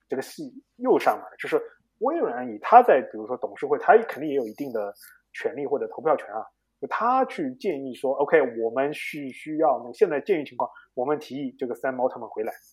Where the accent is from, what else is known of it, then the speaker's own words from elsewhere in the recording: China; 我们中国人